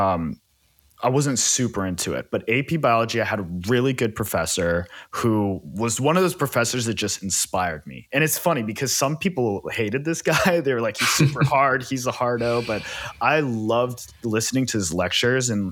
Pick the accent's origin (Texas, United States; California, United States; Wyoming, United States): California, United States; Silicon Valley; I grew up in the Silicon Valley in California.